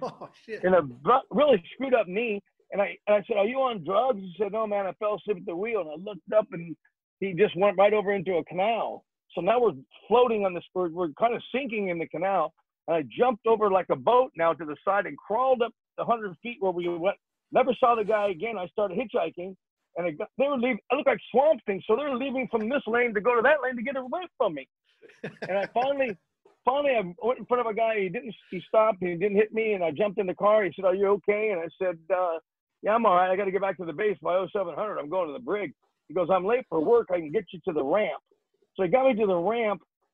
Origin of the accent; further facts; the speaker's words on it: Phoenix, Arizona, United States; Phoenix, Arizona, my hometown